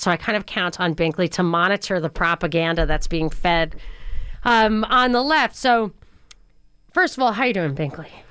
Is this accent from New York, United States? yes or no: yes; New York, United States; I grew up in New York